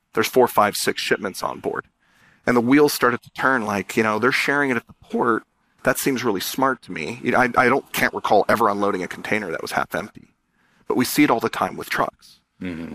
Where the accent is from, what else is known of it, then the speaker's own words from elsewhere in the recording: San Diego, California, United States; I was born in San Diego, the son of immigrant parents